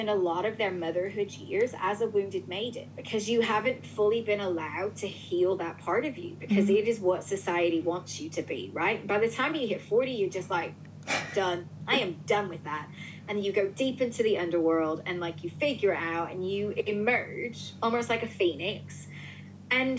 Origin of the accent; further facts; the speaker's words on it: New Orleans, Louisiana, United States; moved away as an adult; now in United Kingdom; I'm from New Orleans. So, like, my grandmother raised me